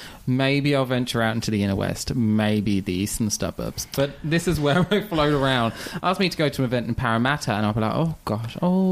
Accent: London, United Kingdom; moved away as an adult; now in Australia; So I'm from London.

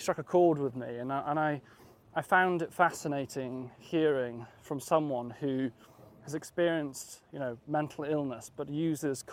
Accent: West Wales, United Kingdom; I was born in West Wales

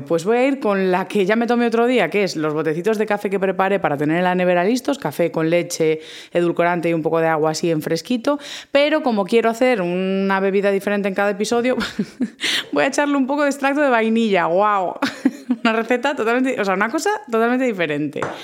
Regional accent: A Coruña, Galicia, Spain; yo soy del norte, soy de Galicia, a Coruña

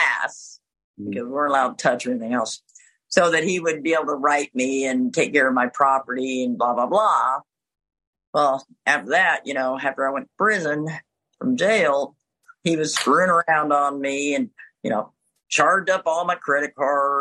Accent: Ottumwa, Iowa, United States; moved away as an adult; I wasn't planning on going back to Ottumwa. I couldn't go back to my hometown because I got in trouble there twice

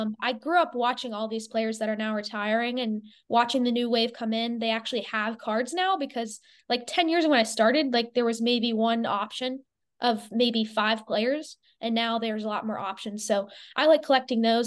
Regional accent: Clearwater, Florida, United States; I grew up in Clearwater, Florida

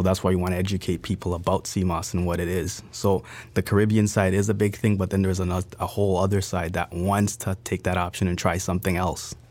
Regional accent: Canada; also born or lived in Grenada; I was brought up in Grenada. I was raised in Canada. When my mom brought me here, we didn't really have much.

